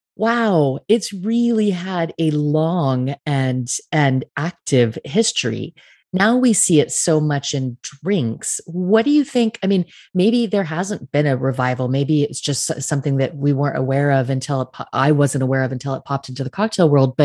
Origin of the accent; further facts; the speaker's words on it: United States; now in France; I'm an American living in France, so I'm very aware of what's happening in both countries.